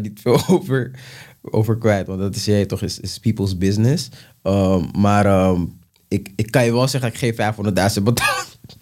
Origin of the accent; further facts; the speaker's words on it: Amsterdam, North Holland, Netherlands; ik kom uit de Belmer. Ja. En ik groeide op eh, in een buurt waar gewoon heel veel Surinamers eh, waren bijvoorbeeld.